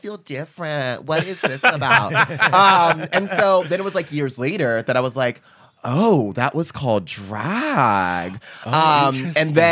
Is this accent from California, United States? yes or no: yes; San Diego, California, United States; I grew up in Encanto, and I went to Morris High School.